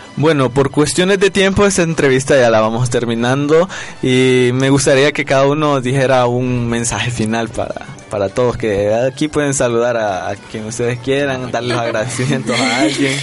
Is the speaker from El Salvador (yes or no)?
yes; El Salvador; nosotros como salvadoreños